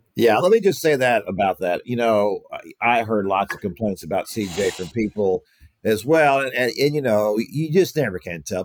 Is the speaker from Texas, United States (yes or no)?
yes; Houston, Texas, United States; I grew up in Houston listening to Gene Elston